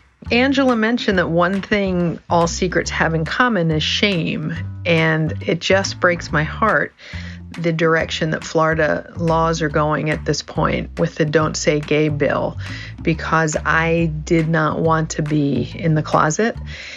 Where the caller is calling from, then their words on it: Netherlands; I am calling in from the Netherlands, where I don't have to keep secrets about who I am or who I love.